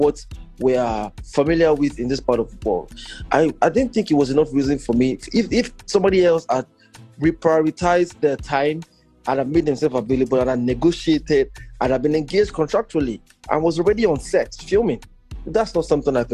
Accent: Nigeria; now in Toronto, Canada; Before I came back to Nigeria from Toronto

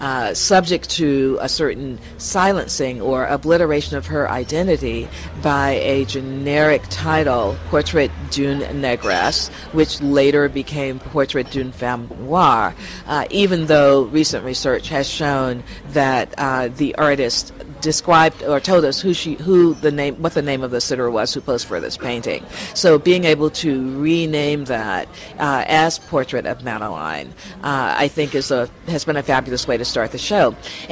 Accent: New York City, New York, United States; from New York, New York City in the USA.

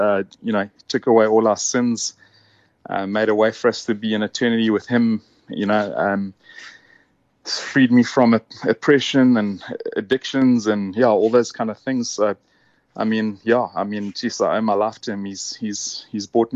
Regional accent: Durban, KwaZulu-Natal, South Africa; also born or lived in Stellenbosch, South Africa; now in Cape Town, South Africa; I was born in Durban and grew up there.

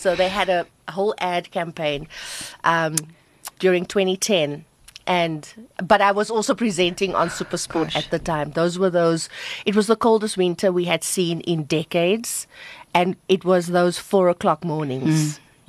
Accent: Cape Town, Western Cape, South Africa; moved away as an adult; also born or lived in Johannesburg; I am so honored to say that I come from Bontevil and the stock I come from and the people I grew up and the neighbors who helped rear me

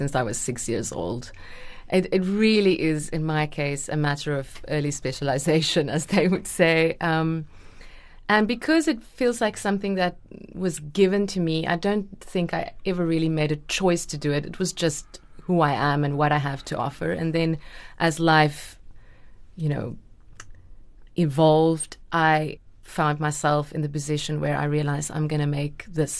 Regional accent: the Platteland, Free State, South Africa; also born or lived in Bloemfontein, South Africa / Stellenbosch, South Africa; I grew up in the Platteland

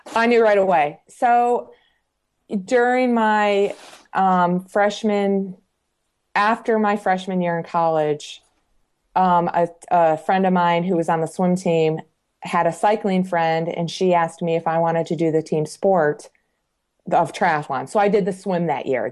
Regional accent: Michigan, United States; also born or lived in Colorado; now in Georgia, United States; I'm originally from Michigan, moved to Colorado in 1995. So I was in Colorado for 21 years.

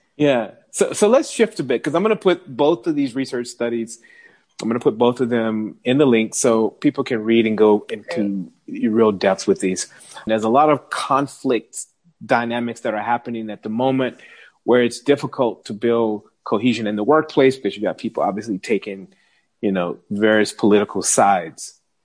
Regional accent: United States; moved away as an adult; now in South Africa; an American living in South Africa

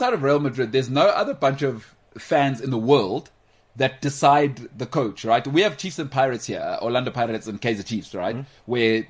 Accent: Liverpool, North West England, United Kingdom; From York, because I'm from Liverpool.

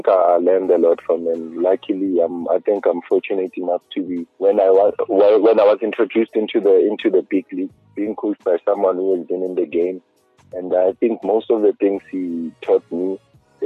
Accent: Soweto, Gauteng, South Africa; I'm from Meadowlands. That's where I grew up.

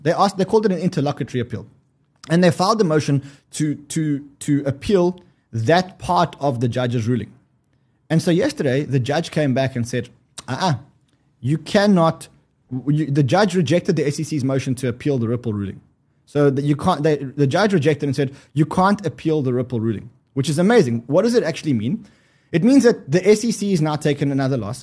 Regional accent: South Africa; I'm South African.

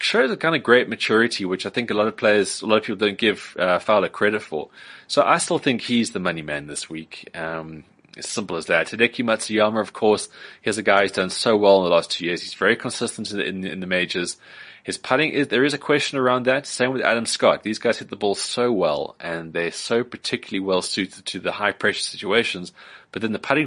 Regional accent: South Africa; as a South African

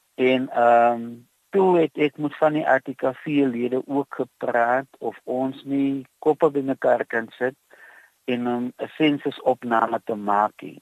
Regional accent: Touws River, Western Cape, South Africa; also born or lived in Calvinia; Ek is gebore in Touwsrivier. Ek het hier groot geword in 'n paar ander dorpe soos Verliesdorp en Kaizi naby Montetjie

